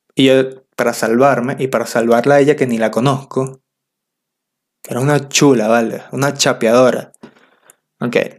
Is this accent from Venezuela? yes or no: yes; Venezuela; accent: Venezuelan; moved away; Si hablo como todos los otros venezolanos es porque soy venezolano